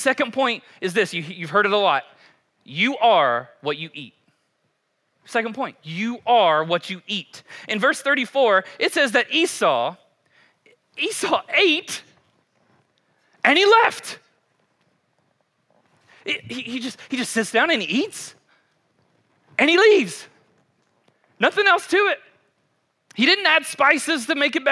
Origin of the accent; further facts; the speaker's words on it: Kentucky, United States; I'm a white boy from Kentucky